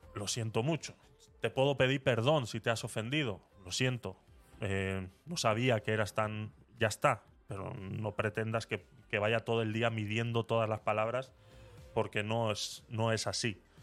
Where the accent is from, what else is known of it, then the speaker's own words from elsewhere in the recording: Vitoria-Gasteiz, Basque Country, Spain; en Vitoria, en mi ciudad natal